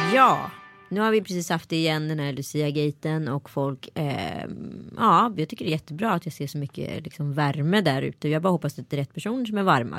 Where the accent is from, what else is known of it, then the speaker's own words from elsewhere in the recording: Strömstad, Västra Götaland, Sweden; jag var en bra neger i Strömstad